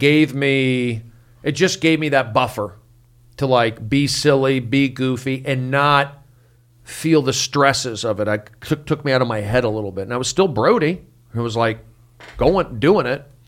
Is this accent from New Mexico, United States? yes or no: no; Los Angeles, California, United States; also born or lived in Arizona; I grew up here in Los Angeles, in the Valley